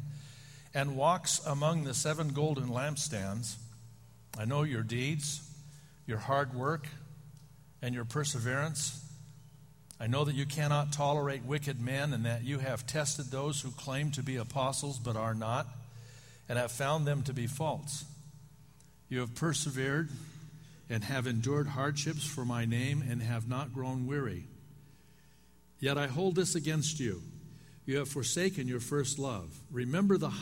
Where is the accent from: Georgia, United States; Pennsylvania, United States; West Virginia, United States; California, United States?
California, United States; Oakland; the church was in Oakland. It was growing rapidly. They were moving from their location to another one because they had outgrown their facility. And the day I was born was the first day he was in the pulpit. I spent 27 years in that church. I grew up in that church